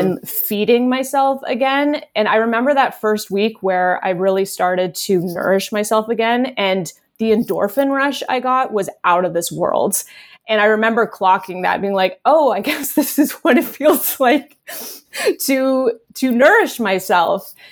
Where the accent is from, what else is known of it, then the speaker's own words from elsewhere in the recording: Canada; moved away as an adult; now in Los Angeles, United States; I had just moved to L A, I think, the year before, and I'm Canadian